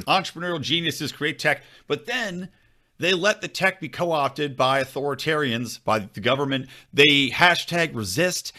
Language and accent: English; Philadelphia, Pennsylvania, United States; I'm from Philly side.